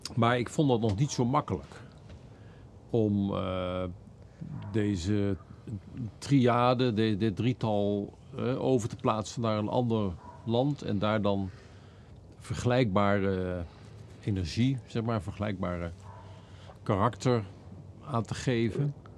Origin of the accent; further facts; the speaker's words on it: Netherlands; als Nederlanders